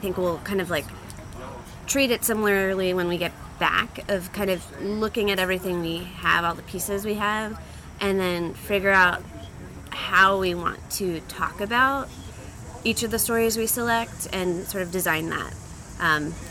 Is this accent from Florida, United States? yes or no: no; Nashua, New Hampshire, United States; I was born in Nashua, New Hampshire